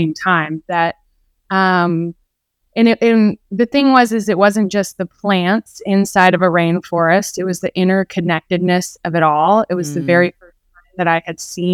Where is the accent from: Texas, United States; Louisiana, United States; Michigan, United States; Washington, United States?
Texas, United States; Houston; moved away as an adult; also born or lived in Clemson, South Carolina; I grew up in Houston, Texas